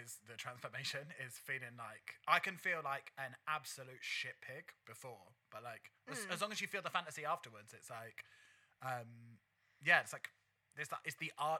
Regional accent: London, United Kingdom; growing up in the East London drag scene

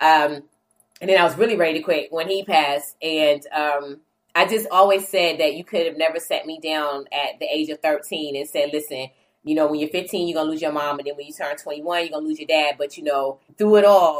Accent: New Bern, North Carolina, United States; I grew up in New Bern, North Carolina, which is like 2 hours or so from Raleigh, North Carolina

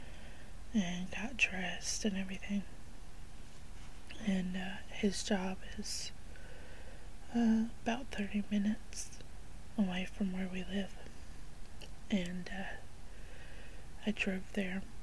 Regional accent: the South, United States; I grew up in the South

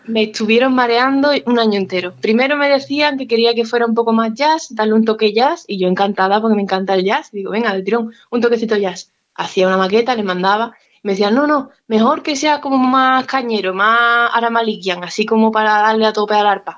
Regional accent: Spain; nosotros somos españoles y españolas

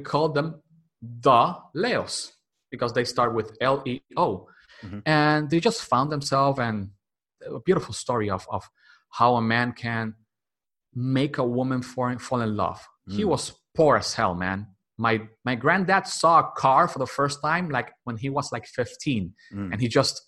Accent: Dominican Republic; English is a second language; I was born and raised here in Dominican Republic

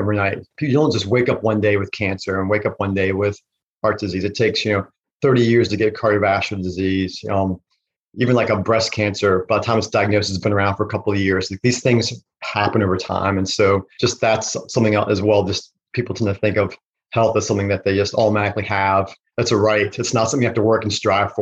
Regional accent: Virginia, United States; I'm from Virginia

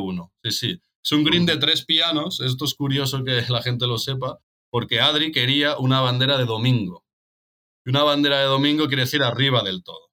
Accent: Tarragona, Catalonia, Spain; yo soy de Tarragona

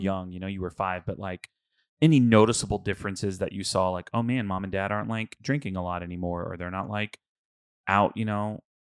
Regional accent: Houston, Texas, United States; I'm from Houston, um, and I went to a mega church, like, uh, we went to Lakewood

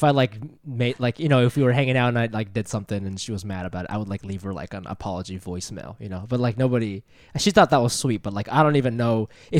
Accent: Japan; born there; No, I was born in Japan.

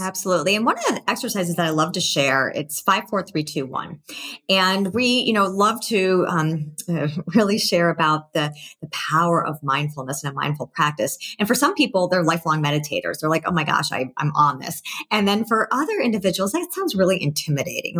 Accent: Massachusetts, United States; I was born in Massachusetts, so I have a lot of relatives there.

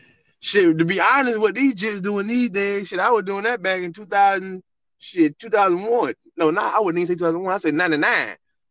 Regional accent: Florida, United States; I'm from the South. I'm from Florida. I'm a real Florida boy

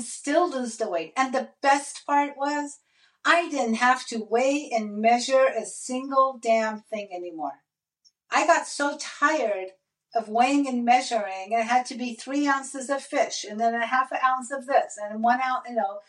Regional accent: Iran; I am Middle Eastern. I'm from Iran and I love my Persian food

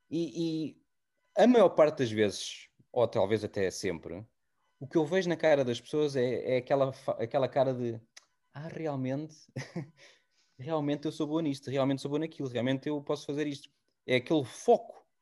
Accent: Portugal; moved away; also born or lived in London; eu sempre que saí de Portugal e já passado depois dois, três anos de, de estar em Londres, eu comecei naquela narrativa de ah, eu, eu nunca hei de voltar

